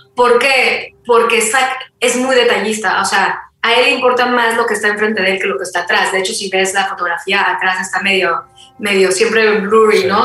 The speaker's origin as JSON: {"language": "Spanish", "country": "Mexico", "said": "buena mexicana"}